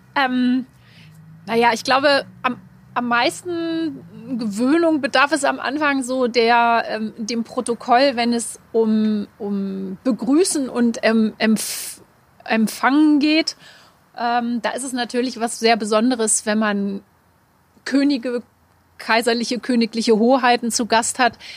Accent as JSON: {"language": "German", "town": "Hanover", "region": "Lower Saxony", "country": "Germany", "tie": "born or raised there", "said": "als geborene Hannoveranerin"}